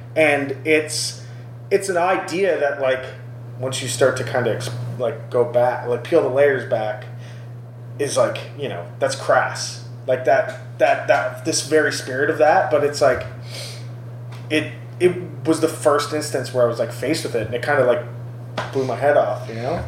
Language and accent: English; Brampton, Ontario, Canada; growing up in Brampton